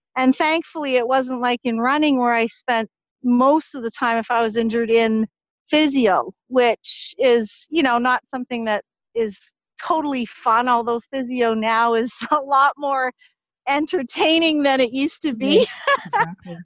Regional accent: Ottawa, Ontario, Canada; also born or lived in Montreal; I grew up in Ottawa, Ontario. I was born in Montreal, Cine Montreal. Uh, so I was most of my upbringing was in Ottawa

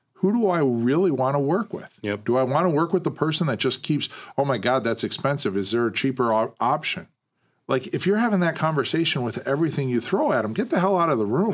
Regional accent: Western Massachusetts, United States; I was from Western Mass

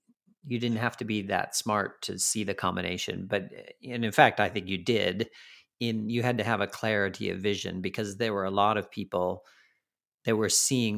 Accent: United States; now in United Kingdom; as an American who now lives in the UK

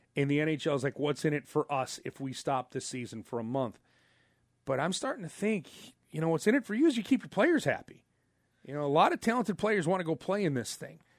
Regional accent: United States; I'm an American

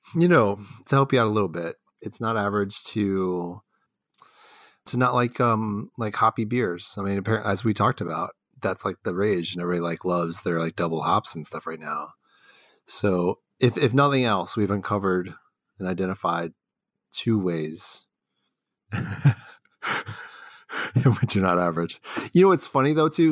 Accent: Texas, United States; moved away as an adult; also born or lived in Los Angeles / Argentina; now in Ohio, United States; I grew up in Houston and Dallas

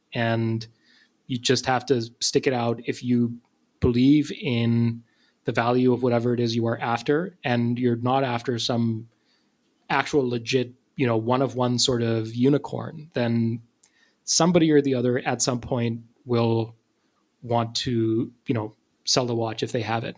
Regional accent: Pakistan; moved away; I'm from Pakistan and I had uh, kids in my class who were named both of those names.

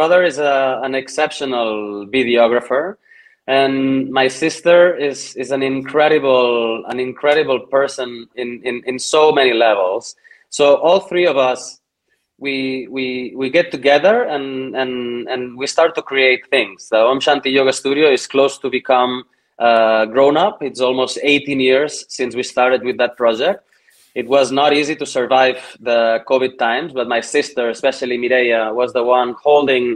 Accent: Granollers, Catalonia, Spain; here in my hometown, Granollers, next to Barcelona

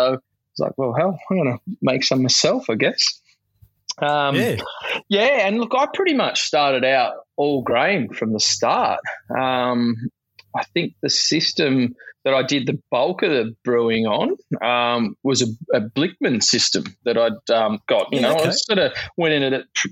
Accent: Sutherland Shire, New South Wales, Australia; But I wanted to bring it to my hometown

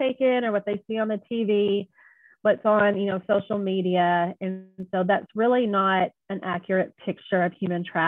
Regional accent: Jonesboro, Arkansas, United States; I am from Jonesboro, Arkansas, pretty much grew up here.

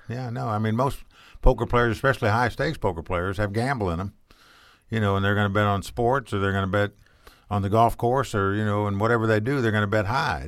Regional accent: Dayton, Ohio, United States; also born or lived in Shelbyville, Indiana; I actually grew up in Dayton, Ohio.

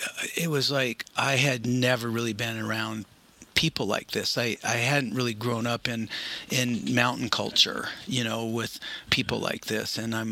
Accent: Pacific Northwest, United States; To me, you know, growing up in the Cascades and then kind of the next level for me was climbing in the Canadian Rockies

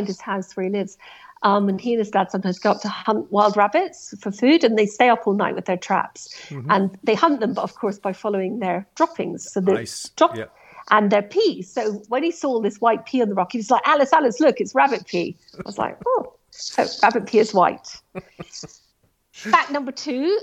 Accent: Scotland, United Kingdom; as a Scot, it's my national game

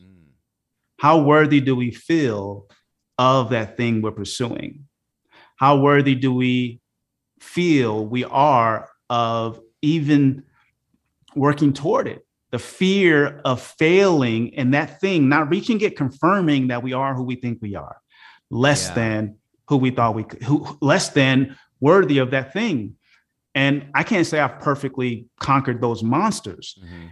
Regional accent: Oakland, California, United States; also born or lived in Philadelphia, Pennsylvania / Los Angeles, California; I grew up in Oakland, California

